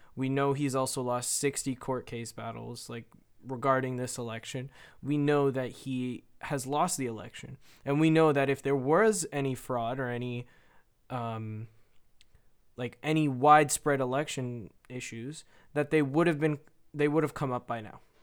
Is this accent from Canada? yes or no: yes; Canada; I'm Canadian